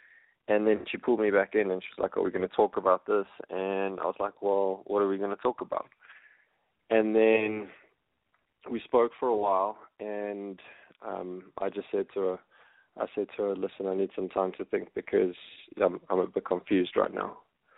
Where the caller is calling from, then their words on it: South Africa; I'm 31, and I'm phoning from South Africa.